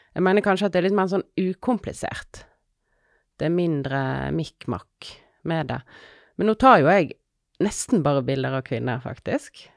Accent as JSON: {"language": "Norwegian", "town": "Odda", "region": "Vestland", "country": "Norway", "also_born_or_lived": "Finnmark / London", "moved": "yes", "lives_now": "Voss, Norway", "said": "jeg er fra Odda"}